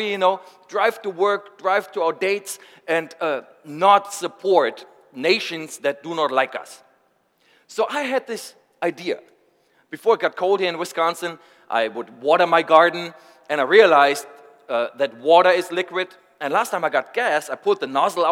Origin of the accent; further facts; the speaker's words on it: Germany; I'm from Germany.